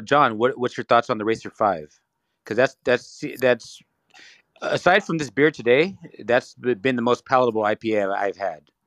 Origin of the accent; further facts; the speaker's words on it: California, United States; also born or lived in Ontario, California; I'm from California